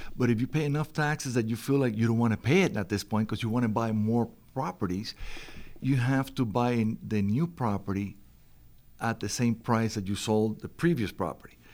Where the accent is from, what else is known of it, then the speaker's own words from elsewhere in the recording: Miami, Florida, United States; I'm from Miami.